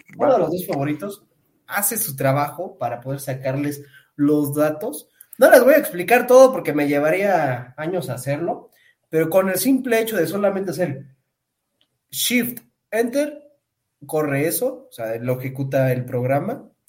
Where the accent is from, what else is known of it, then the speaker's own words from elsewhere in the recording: Pátzcuaro, Michoacán, Mexico; moved away; yo me fui a mi pueblito allá en Pátzcuaro